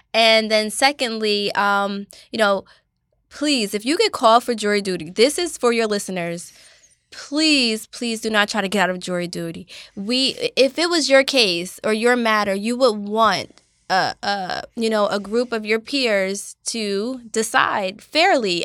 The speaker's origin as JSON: {"language": "English", "town": "Asbury Park", "region": "New Jersey", "country": "United States", "tie": "born or raised there", "said": "I grew up in Asbury Park, New Jersey"}